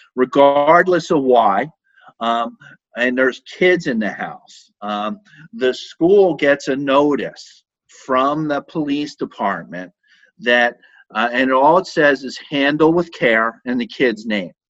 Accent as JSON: {"language": "English", "town": "Philadelphia", "region": "Pennsylvania", "country": "United States", "tie": "born or raised there", "moved": "yes", "said": "I grew up in Philadelphia"}